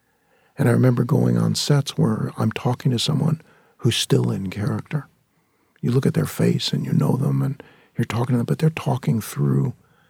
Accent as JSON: {"language": "English", "town": "San Fernando Valley", "region": "California", "country": "United States", "tie": "born or raised there", "said": "that came from a place of growing up in the San Fernando Valley and living in a very, very, what I considered to be substandard lifestyle."}